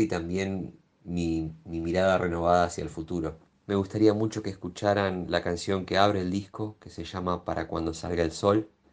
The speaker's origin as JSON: {"language": "Spanish", "town": "La Plata", "region": "Buenos Aires Province", "country": "Argentina", "tie": "born or raised there", "moved": "yes", "lives_now": "Buenos Aires, Argentina", "said": "Si bien nací en La Plata, hace muchos años que vivo acá en Capital"}